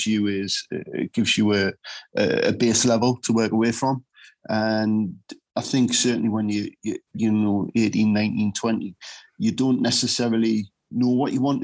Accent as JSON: {"language": "English", "country": "United Kingdom", "tie": "born or raised there", "said": "I grew up in Rolling Skill."}